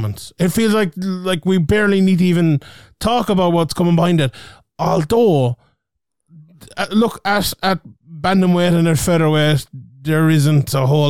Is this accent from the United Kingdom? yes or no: no; Ireland; we're Irish